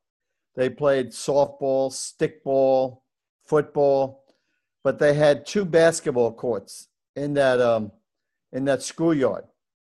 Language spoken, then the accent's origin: English; New York City, New York, United States; Well, I was born in the Bronx, New York. And my parents were Irish immigrants.